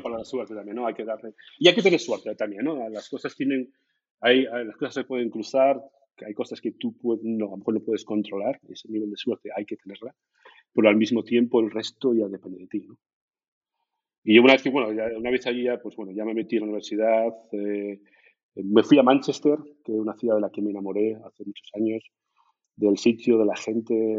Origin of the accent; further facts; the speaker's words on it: Gijón, Asturias, Spain; moved away as an adult; now in Germany; soy de Gijón, soy de la zona de, del Llano, Seares, ahí, ahí crecí